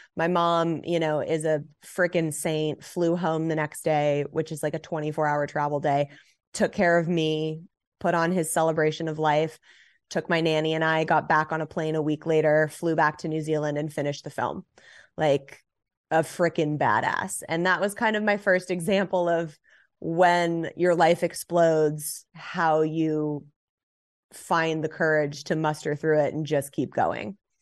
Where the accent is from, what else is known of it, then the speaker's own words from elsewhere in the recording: Los Angeles, California, United States; I grew up in Los Angeles, born and raised